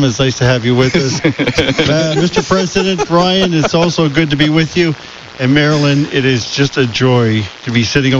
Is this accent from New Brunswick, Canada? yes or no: no; Halifax, Nova Scotia, Canada; moved away as an adult; now in Victoria, Canada; I was born and raised in Halifax